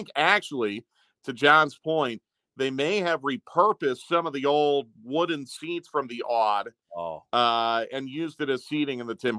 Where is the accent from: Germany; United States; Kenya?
United States; Pennsylvania; moved away as an adult; it was a throwback to my days growing up in Pennsylvania